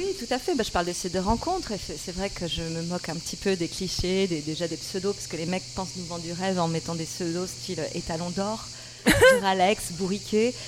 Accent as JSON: {"language": "French", "area": "the South", "region": "southern France", "country": "France", "said": "je suis du Sud"}